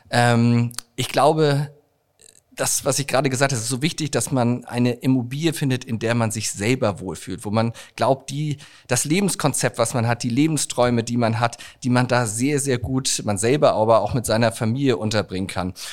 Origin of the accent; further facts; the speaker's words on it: Hamburg, Germany; Hamburg ist ähm, meine Heimatstadt.